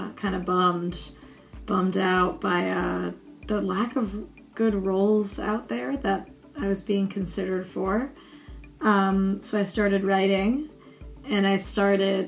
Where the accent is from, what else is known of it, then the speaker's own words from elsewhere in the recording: Connecticut, United States; now in Brooklyn, United States; I hail from Connecticut, but I live in Brooklyn now.